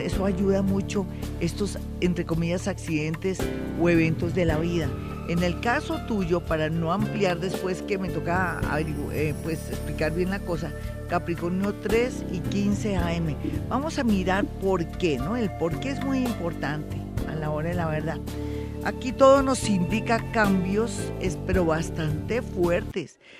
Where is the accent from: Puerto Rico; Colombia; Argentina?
Colombia; cómo somos los colombianos de emprendedores